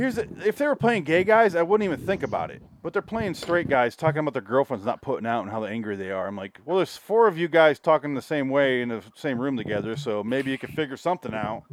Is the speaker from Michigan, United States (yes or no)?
yes; Michigan, United States; accent: Michigan; now in Los Angeles, United States; do you remember when we moved to L.A.? I had to get over my accent